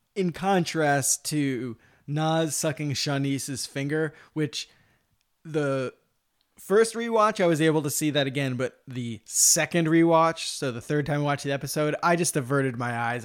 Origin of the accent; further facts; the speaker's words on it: United States; as an American